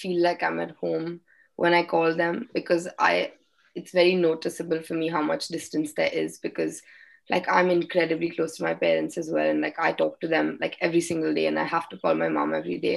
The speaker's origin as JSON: {"language": "English", "town": "Mumbai", "region": "Maharashtra", "country": "India", "moved": "as an adult", "lives_now": "Leicester, United Kingdom", "said": "my friends from Bombay and my school"}